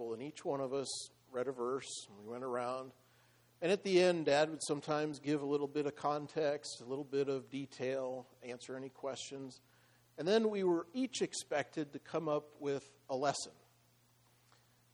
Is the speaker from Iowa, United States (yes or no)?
yes; Iowa, United States; moved away; I grew up in the Midwest, in Iowa